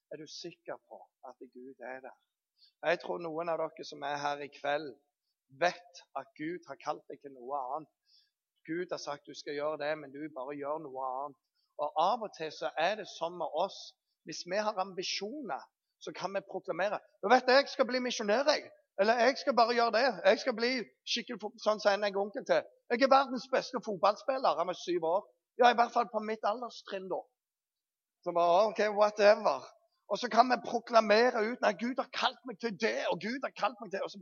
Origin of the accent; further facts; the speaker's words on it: Bryne, Rogaland, Norway; vi kommer fra Bryne.